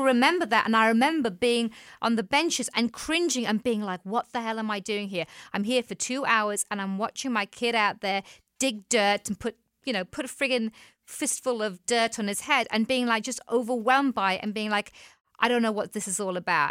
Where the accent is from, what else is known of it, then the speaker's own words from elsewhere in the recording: England, United Kingdom; moved away as an adult; back home in England